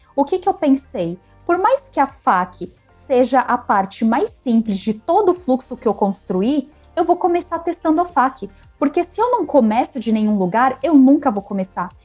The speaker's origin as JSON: {"language": "Portuguese", "country": "Brazil", "said": "eu sou brasileira"}